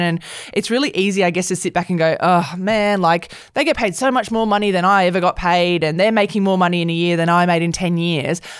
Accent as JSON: {"language": "English", "town": "Perth", "region": "Western Australia", "country": "Australia", "tie": "born or raised there", "said": "I grew up in Perth"}